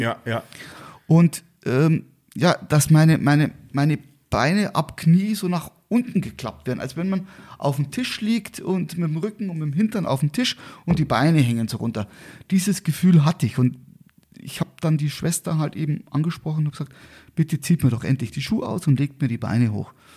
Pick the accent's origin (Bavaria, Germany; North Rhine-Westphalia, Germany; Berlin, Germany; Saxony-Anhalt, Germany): Bavaria, Germany; Garmisch-Partenkirchen; also born or lived in Murnau; ich bin hier in Garmisch-Partenkirchen geboren, äh, lebe eigentlich auch seitdem in Garmisch-Partenkirchen mit einer kleinen Unterbrechung von eineinhalb Jahren.